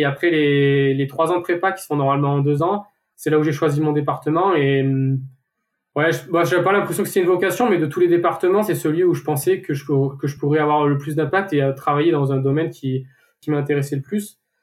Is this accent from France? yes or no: yes; Saint-Flour, Auvergne-Rhône-Alpes, France; j'ai grandi dans la ville de Saint-Flour et c'est une petite ville.